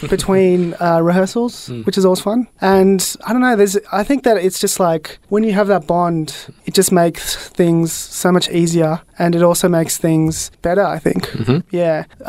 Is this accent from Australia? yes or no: yes; Australia; I grew up here and, you know, I've just been, I think I'm culturally feel very Australian